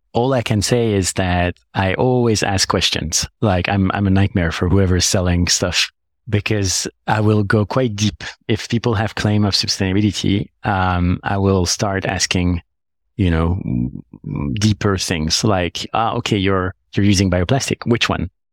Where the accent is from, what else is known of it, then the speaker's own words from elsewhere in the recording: Paris, Île-de-France, France; moved away as an adult; now in London, United Kingdom; I come from Paris, like, I'm born in Paris